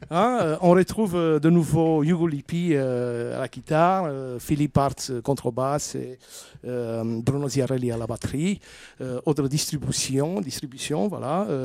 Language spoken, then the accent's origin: French; Romania; Comme je suis roumain, euh, je veux essayer de jouer quelque chose de roumain.